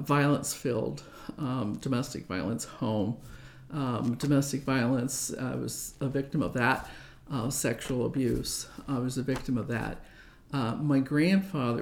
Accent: Omaha, Nebraska, United States; I was born and raised in Omaha.

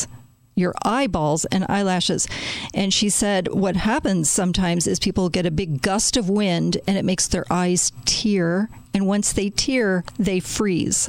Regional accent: Chicago, Illinois, United States; I am from Chicago, born and raised there

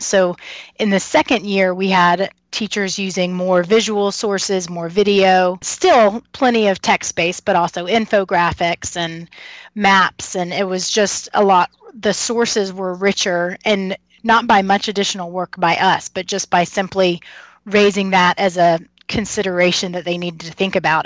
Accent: Kentucky, United States; moved away as an adult; also born or lived in North Carolina; now in Harrisonburg, United States; I'm from Kentucky

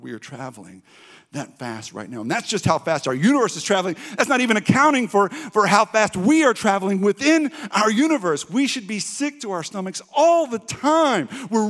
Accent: Texas, United States; Now, when I was growing up in East Texas, going to revivals and things like

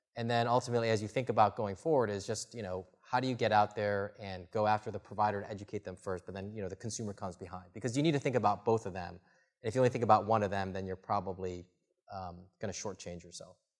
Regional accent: the Midwest, Michigan, United States; now in Bay Area, United States; I grew up in the Midwest, you know, Michigan or these other places

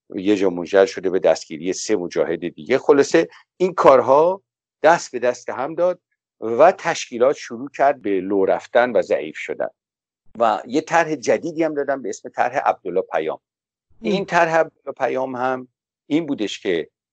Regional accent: Iran; به عنوان یک ایرانی

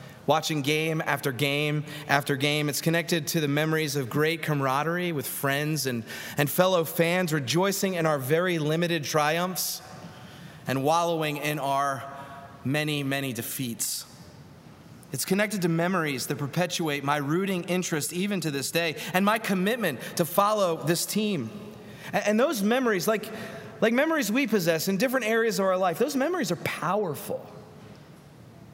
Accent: Philadelphia, Pennsylvania, United States; now in Atlanta, United States; In the little row home I grew up in Northeast Philadelphia, a wonderful blue-collar neighborhood there

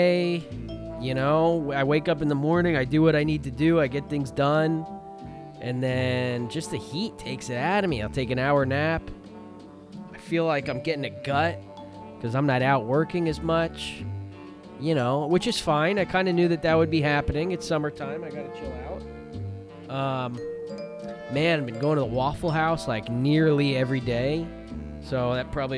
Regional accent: Miami, Florida, United States; my homeland is right here in the state of Florida

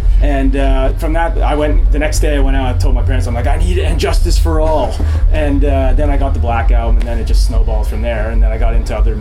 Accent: Ajax, Ontario, Canada; So I grew up in Ajax, is like a suburb of Toronto

